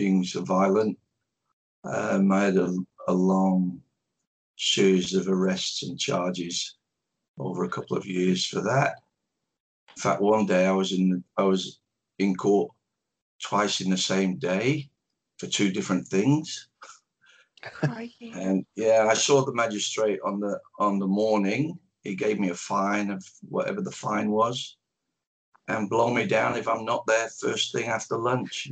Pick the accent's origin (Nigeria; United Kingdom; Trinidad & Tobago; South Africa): United Kingdom; Manchester, North West England; also born or lived in Dublin, Ireland; I was born in Dublin in 1955. My family moved to Manchester when I was about three or four years old. So I grew up in Manchester. That's why the accent is where it is.